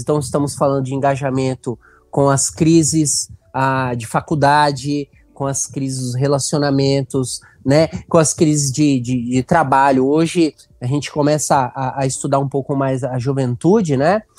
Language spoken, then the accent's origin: Portuguese; Santos, São Paulo, Brazil; moved away as an adult; now in Benevides, Brazil; Eu sou natural de Santos, litoral de São Paulo, mas já estou há 14 anos aqui no norte do Brasil, especialmente no, na região do Pará